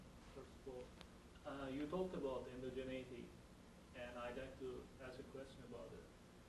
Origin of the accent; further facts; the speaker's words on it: Turkey; I'm from Turkey